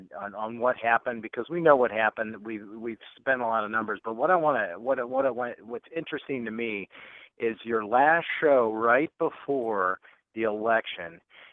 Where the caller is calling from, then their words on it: Ohio, United States; Well, Sean … You might know me. I'm from Ohio.